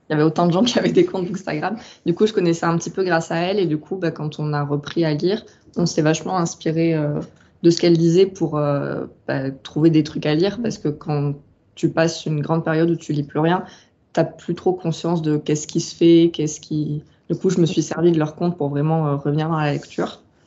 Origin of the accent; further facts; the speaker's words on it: southern France, France; also born or lived in Rennes; j'ai grandi dans le sud. Bah, je, suis, je suis originaire du sud et j'en ai pas vraiment bougé